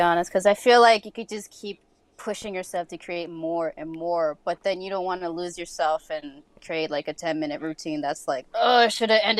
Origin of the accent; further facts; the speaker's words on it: New York City, New York, United States; I will mean mug you because, you know, I'm from the Bronx. That's how we do.